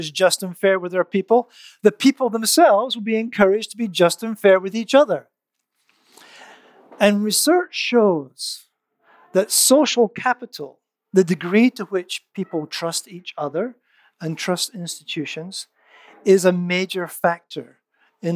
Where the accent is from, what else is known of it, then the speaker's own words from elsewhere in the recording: United Kingdom; I'm British